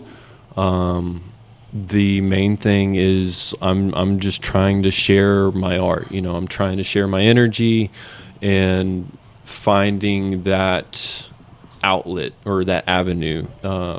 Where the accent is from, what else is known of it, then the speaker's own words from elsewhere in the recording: Houston, Texas, United States; I'm from Houston